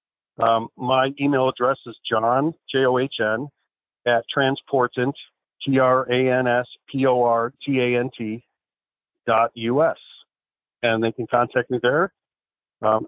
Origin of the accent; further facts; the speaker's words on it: Chicago, Illinois, United States; I grew up in Chicago